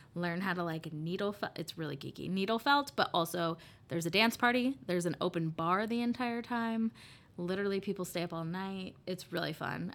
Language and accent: English; Des Moines, Iowa, United States; also born or lived in Minnesota; now in Dubuque, United States; I grew up in Beaverdale